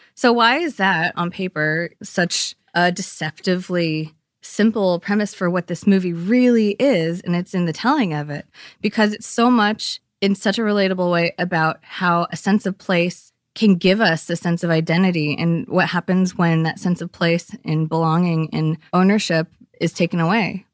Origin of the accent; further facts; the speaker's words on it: East Bay, California, United States; growing up there, I grew up in the East Bay